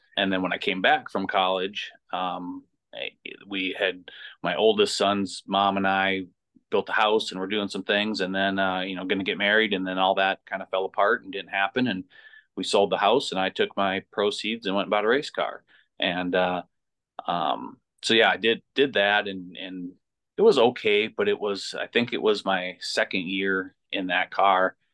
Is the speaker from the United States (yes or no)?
yes; North Branch, Minnesota, United States; I grew up in North Branch. Uh, went, graduated from North Branch High School